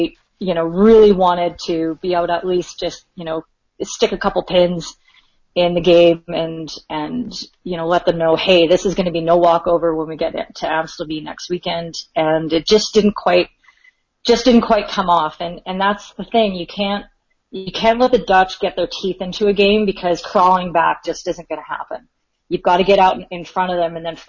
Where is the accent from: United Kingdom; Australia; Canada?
Canada; I'm Canadian